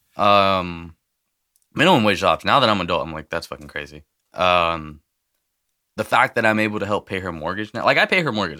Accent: El Paso, Texas, United States; now in Merced, United States; I was born in El Paso, um, so I go back and visit whenever I can

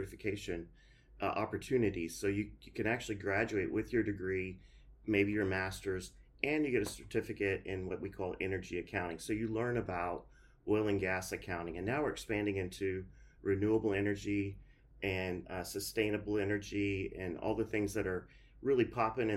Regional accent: Duncanville, Texas, United States; also born or lived in Dallas, Texas / Calgary, Alberta / College Station, Texas; our family moved to what we, what was called Duncanville, Texas. So it's south of Dallas.

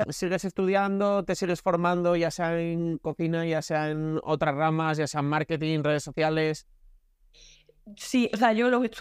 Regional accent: Cádiz, Andalusia, Spain; moved away as an adult; also born or lived in Chiclana / Jerez / Galicia; now in Tarragona, Spain; soy de Cádiz

